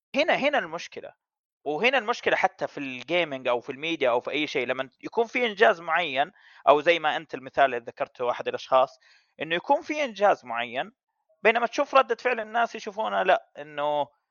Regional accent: Saudi Arabia; كعرب او كسعوديين

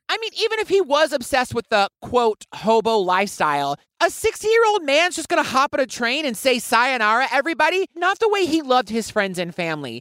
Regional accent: United States; I am American

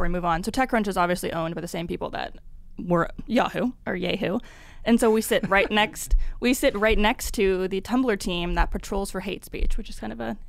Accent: Pacific Northwest, United States; I'm from the Pacific Northwest too

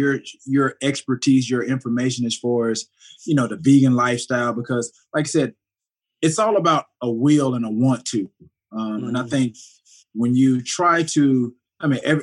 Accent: the South, United States; growing up in the South

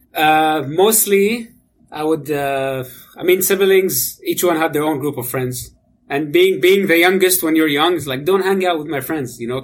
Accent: Amman, Amman Governorate, Jordan; moved away as an adult; now in Canada; I, I, was born and raised in Amman, Jordan

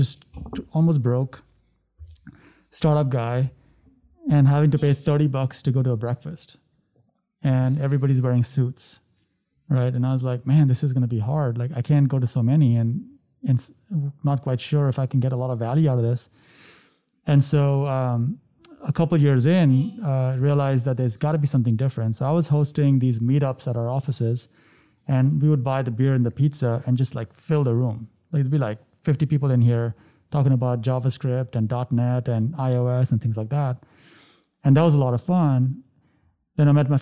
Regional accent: India; growing up in India.

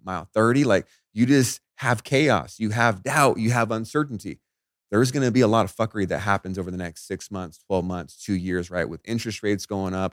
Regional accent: Las Vegas, Nevada, United States; I grew up in Veg-, I'm in Vegas, right? So it's dry out here.

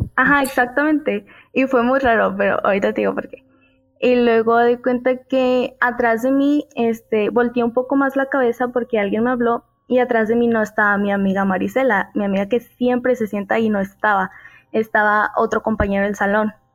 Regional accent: Mexico; yo soy de México

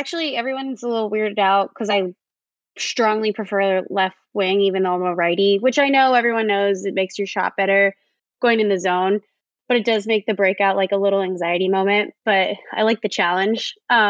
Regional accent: Prince George's County, Maryland, United States; I grew up in Maryland, PG County.

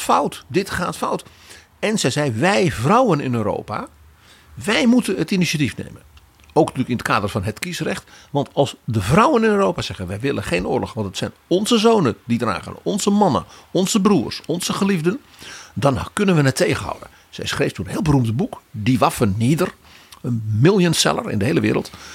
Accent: Netherlands; als Nederlander

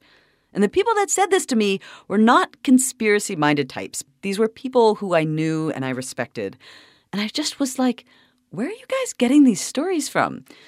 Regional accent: Toronto, Ontario, Canada; now in United States; I'm from Toronto.

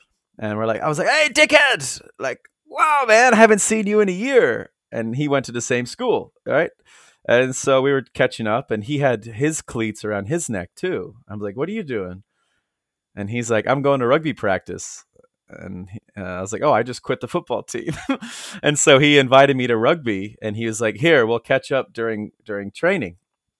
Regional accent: United States; But I am American. I'm from the United States of America. I've lived in 11 U.S. cities.

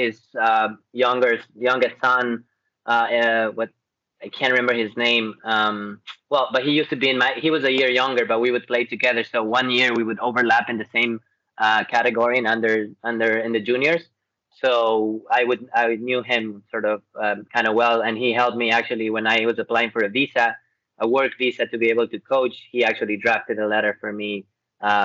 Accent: Ecuador; moved away as an adult; I'm from Ecuador, South America.

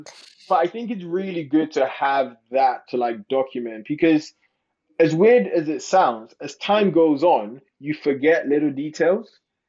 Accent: London, United Kingdom; born there; also born or lived in Ghana; So I was born in London, but I went to live in Ghana for 10 years.

